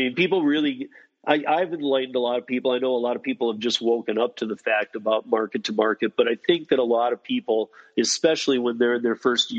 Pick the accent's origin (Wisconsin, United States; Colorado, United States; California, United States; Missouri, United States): Colorado, United States; Denver; And I'm like, okay, well, I'm from Denver.